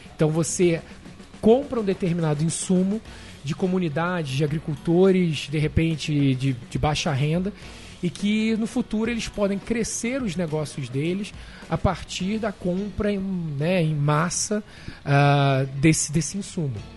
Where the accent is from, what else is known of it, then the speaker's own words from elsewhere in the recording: Rio de Janeiro, Brazil; moved away as an adult; now in New York, United States; Sou carioca da Tijuca